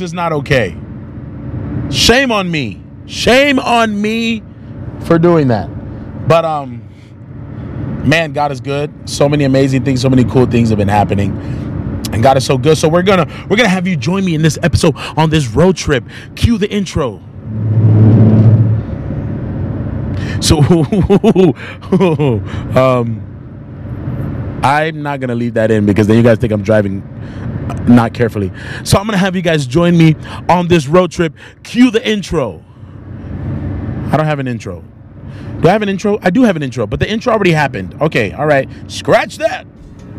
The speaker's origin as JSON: {"language": "English", "town": "Charlotte", "region": "North Carolina", "country": "United States", "tie": "born or raised there", "moved": "yes", "said": "2 weeks in Charlotte, back, you know, my hometown where I grew up"}